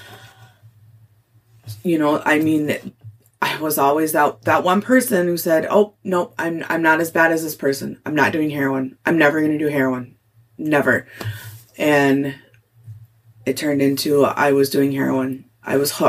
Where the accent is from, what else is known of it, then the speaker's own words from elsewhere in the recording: Cotton, Minnesota, United States; moved away; also born or lived in Duluth; growing up in Cotton